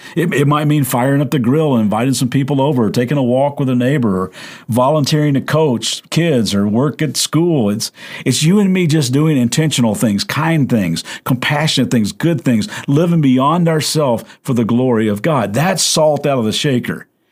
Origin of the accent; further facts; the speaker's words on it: Kentucky, United States; I'm from Kentucky